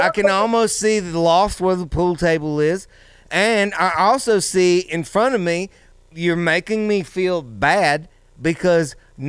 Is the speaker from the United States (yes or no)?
yes; Louisiana, United States; I'm from Louisiana.